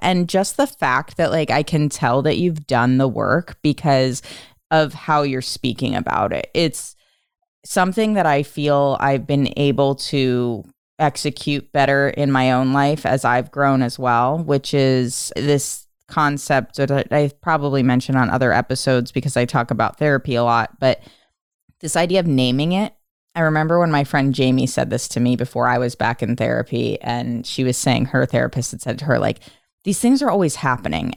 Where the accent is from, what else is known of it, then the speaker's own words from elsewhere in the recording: Philadelphia, Pennsylvania, United States; moved away; having grown up outside of Philadelphia in the suburbs